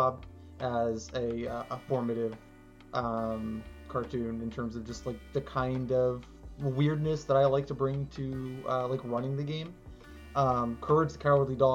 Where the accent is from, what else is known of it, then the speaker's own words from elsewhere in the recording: Tallahassee, Florida, United States; I'm from Tallahassee